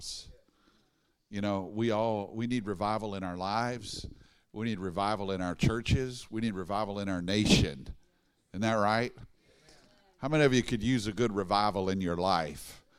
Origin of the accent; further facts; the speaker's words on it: Baton Rouge, Louisiana, United States; I'm from Baton Rouge